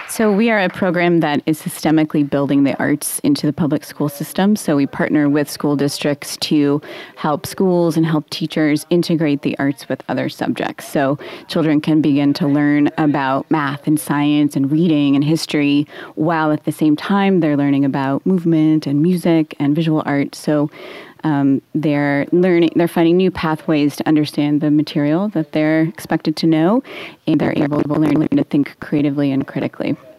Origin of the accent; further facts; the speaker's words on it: Portland, Oregon, United States; I grew up in Northeast Portland, so I was in PPS all the way.